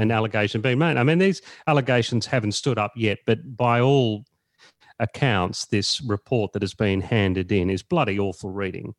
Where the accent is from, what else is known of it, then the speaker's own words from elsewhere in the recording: Echuca, Victoria, Australia; I was born in Echuca, uh, in, in country Victoria, just on the Murray there